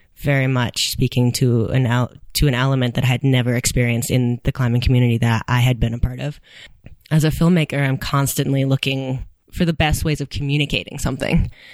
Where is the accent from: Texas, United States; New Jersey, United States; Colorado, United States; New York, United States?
Colorado, United States; Boulder; I have been climbing since I was nine, um, growing up in Boulder.